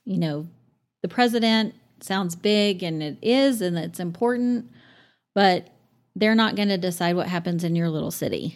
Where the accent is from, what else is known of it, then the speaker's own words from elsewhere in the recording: Amarillo, Texas, United States; moved away as an adult; we grew up across the street from Paramount Park.